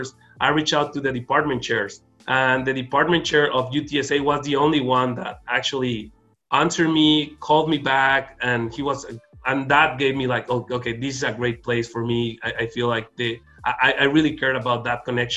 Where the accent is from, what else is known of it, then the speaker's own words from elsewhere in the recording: Mexico; moved away as an adult; also born or lived in Arizona; I wanted to be close to my hometown, be close to my family. So I wanted to be close to Mexico